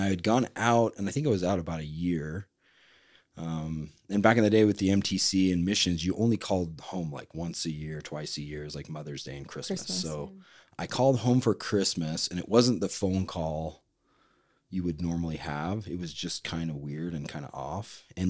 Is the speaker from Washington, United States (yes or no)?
no; Orem, Utah, United States; So I'm from Orem, Utah.